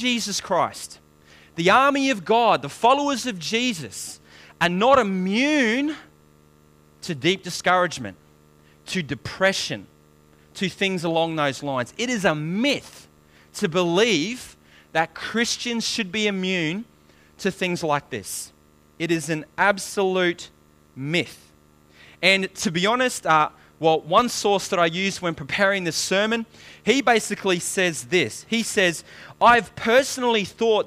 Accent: New Zealand; I was born in New Zealand, very dysfunctional background

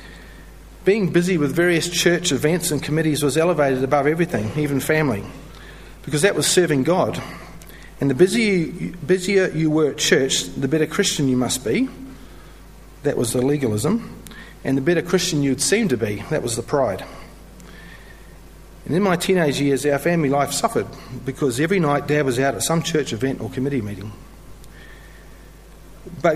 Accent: New Zealand; moved away as an adult; also born or lived in London; now in Melbourne, Australia; I'm originally from New Zealand

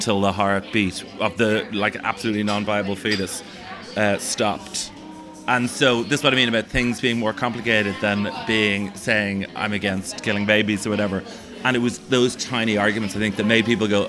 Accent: Dublin, Leinster, Ireland; I see myself as an Irish person and a Dubliner and someone from Leinster

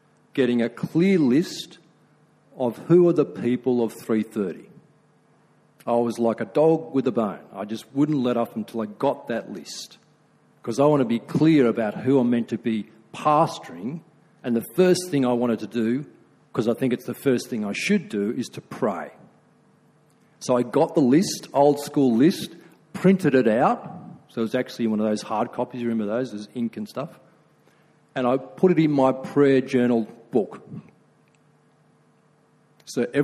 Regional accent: Australia; I'm being very Aussie

